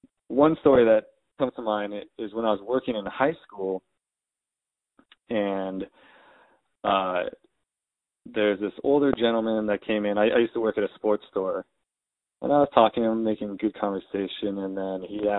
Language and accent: English; United States; my experience being Japanese American is much different than someone who is black in America.